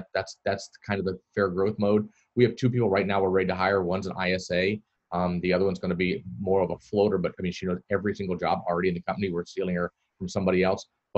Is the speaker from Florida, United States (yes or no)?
yes; Florida, United States; also born or lived in Netherlands; I'm born and raised in Florida